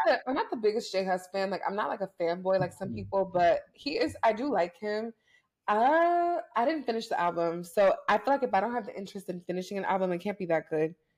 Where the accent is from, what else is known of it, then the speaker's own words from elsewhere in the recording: United States; I'm American